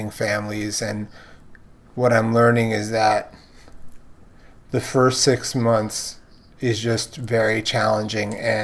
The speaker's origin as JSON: {"language": "English", "town": "New York City", "region": "New York", "country": "United States", "moved": "yes", "said": "I'm a fourth generation Brooklynite"}